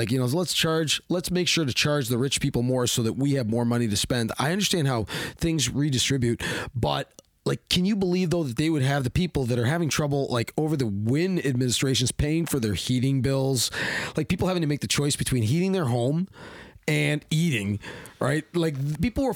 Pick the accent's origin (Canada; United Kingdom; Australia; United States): Canada; Hamilton, Ontario; Hamilton, my hometown, H-Town, the Hammer.